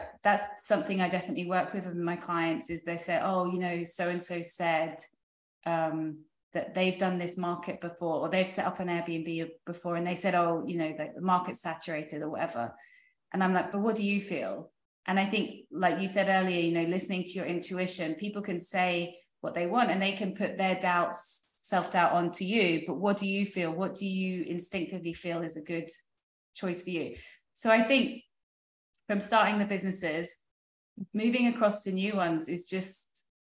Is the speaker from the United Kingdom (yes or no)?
yes; United Kingdom; moved away as an adult; now in United States; because coming from Europe, like I'm British, my husband's French, building uh, starting a business in France is so difficult.